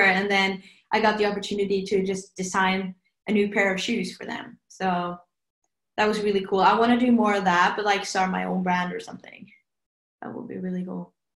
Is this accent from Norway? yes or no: yes; Norway